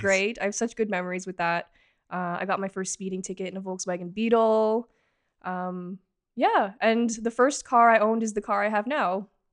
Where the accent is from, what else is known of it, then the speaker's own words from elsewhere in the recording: Markham, Ontario, Canada; also born or lived in Toronto; I was born in Toronto, grew up in Markham, pretty much lived here my entire life